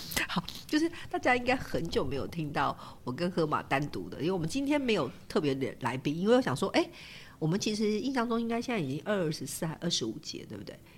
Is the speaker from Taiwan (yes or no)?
yes; Taiwan; also born or lived in Japan; 我是台湾人